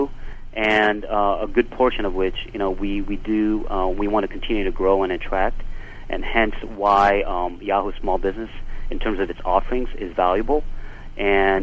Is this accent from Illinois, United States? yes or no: yes; Chicago, Illinois, United States; growing up in Chicago